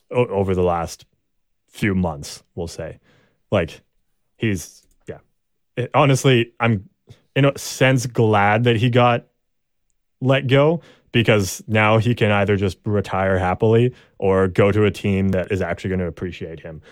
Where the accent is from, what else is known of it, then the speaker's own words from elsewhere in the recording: Canada; I'm Canadian